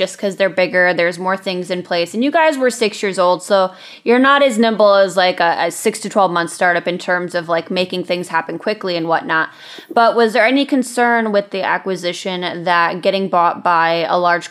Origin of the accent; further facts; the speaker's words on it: Michigan, United States; I'm from Michigan, not Detroit, but the other side of the state